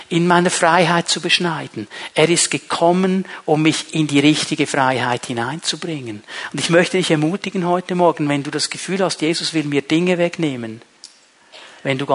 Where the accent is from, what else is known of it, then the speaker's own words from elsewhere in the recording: Switzerland; Du kannst sogar als Schweizer kannst du da auf Sozialamt gehen und die werden dir Studentengeld geben